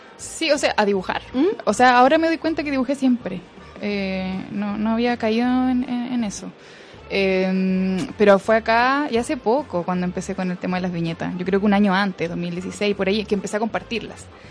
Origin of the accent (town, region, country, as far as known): southern Chile, Chile; moved away